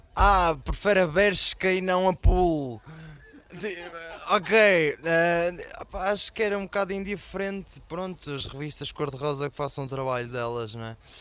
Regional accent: Portugal; este ano foi a primeira vez que saí de Portugal

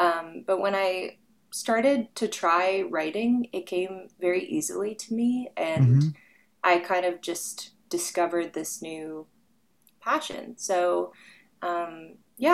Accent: Arizona, United States; And I have fond memories of growing up in Arizona.

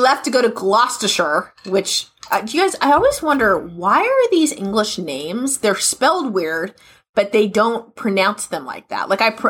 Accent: United States; I'm an American

